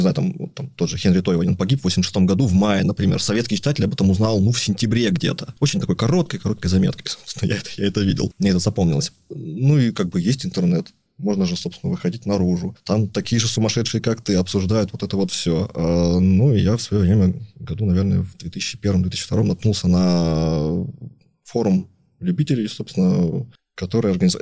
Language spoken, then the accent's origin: Russian; Sakhalin Oblast, Russia; я родился там на Сахалине, там на, на юге, в портовом городе. То есть меня окружали там корабли